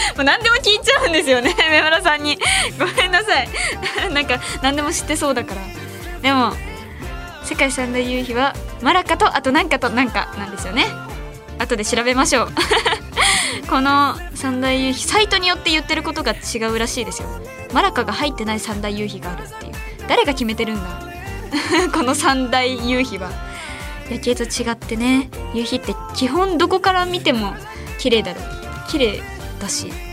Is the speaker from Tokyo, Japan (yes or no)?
no; Matsuyama, Ehime, Japan; moved away; 私の出身地の愛媛は